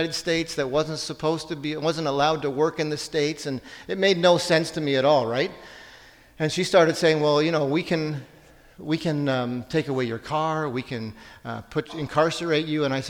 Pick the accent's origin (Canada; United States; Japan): Canada; Ontario; I'm from Ontario